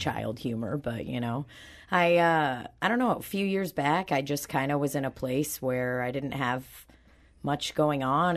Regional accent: Belarus; also born or lived in Saint Louis; now in St. Louis, United States; I was born in Belarus, and now I live in Saint Louis

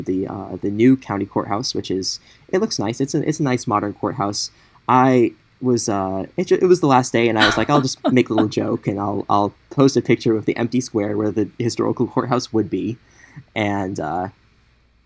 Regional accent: St. Louis, Missouri, United States; now in Columbia, United States; I'm originally from St. Louis

